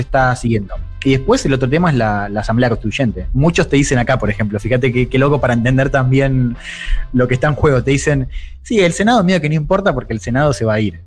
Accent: Argentina; soy periodista argentina

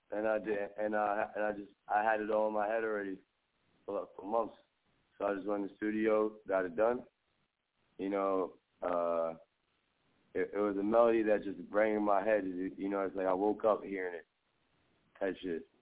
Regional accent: Staten Island, New York, United States; Oh, I'm uh I'm from Staten Island, New York. I'm from Port Richmond, Staten Island, and uh, uh, I just been on this New York shit my whole life

